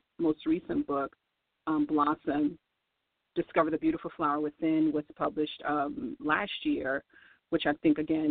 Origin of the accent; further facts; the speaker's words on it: New Orleans, Louisiana, United States; I was born in New Orleans